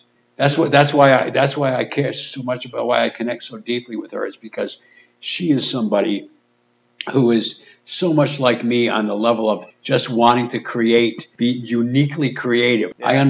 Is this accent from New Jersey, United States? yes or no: no; Pawtucket, Rhode Island, United States; I'm from Pawtucket